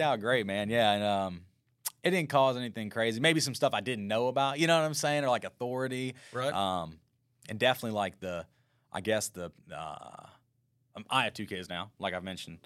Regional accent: Baton Rouge, Louisiana, United States; also born or lived in Denham Springs, Louisiana; born in Baton Rouge, Louisiana, and I was raised predominantly in Baton Rouge and kind of the Denham Springs area

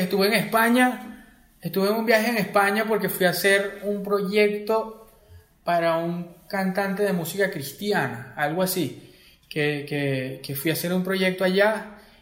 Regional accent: Acarigua, Portuguesa, Venezuela; moved away as an adult; now in Caracas, Venezuela; Yo soy de Acarigua, de la ciudad de Acarigua portuguesa

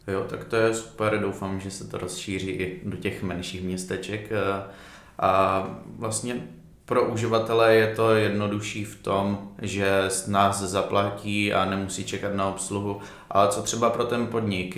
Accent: Uherské Hradiště, Zlín Region, Czechia; ve městě, ze kterého pocházím

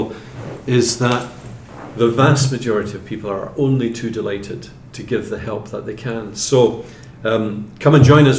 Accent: Scotland, United Kingdom; I'm from Scotland

